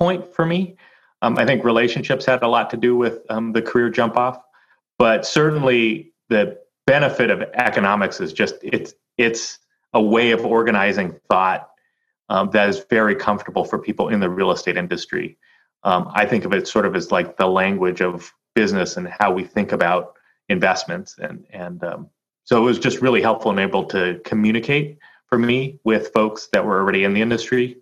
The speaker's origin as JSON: {"language": "English", "town": "Oakland", "region": "California", "country": "United States", "tie": "born or raised there", "said": "I grew up in Oakland, California, and went to Oakland Public Schools"}